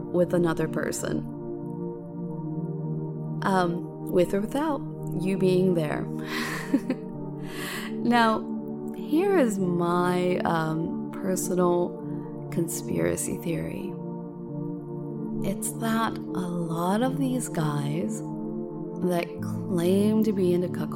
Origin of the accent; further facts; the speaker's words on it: United States; moved away; in my hometown area in the States